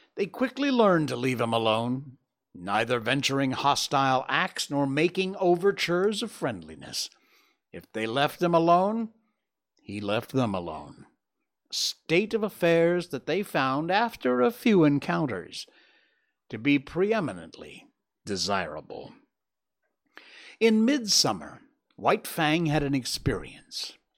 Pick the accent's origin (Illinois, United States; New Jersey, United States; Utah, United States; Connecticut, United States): Connecticut, United States; Cornwall; moved away; my hometown back in Cornwall, Connecticut